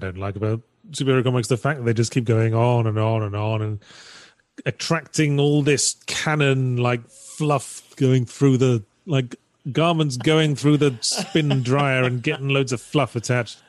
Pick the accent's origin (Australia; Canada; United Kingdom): United Kingdom; I'm British.